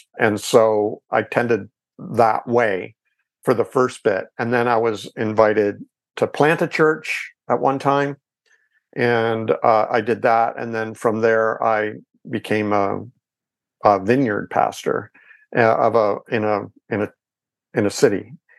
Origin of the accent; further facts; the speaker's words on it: Ontario, Canada; And I'm in Canada. I'm Canadian, by the way.